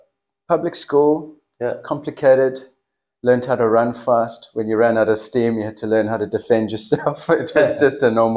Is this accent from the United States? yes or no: no; South Africa; first language English; moved away as an adult; also born or lived in Melbourne, Australia / Tokai, Cape Town; now in Australia; we moved from South Africa because of his job requirement. Okay. So we literally emigrated. And then after 2 years, we moved back to South Africa.